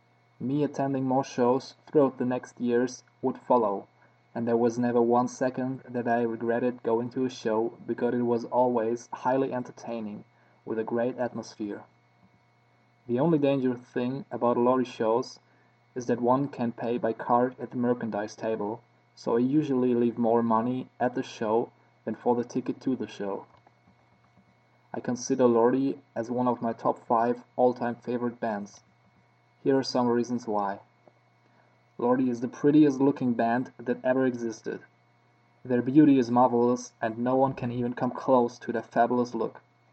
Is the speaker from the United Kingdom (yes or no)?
no; Koblenz, Rhineland-Palatinate, Germany; English is a second language; I'm from Koblenz, Germany.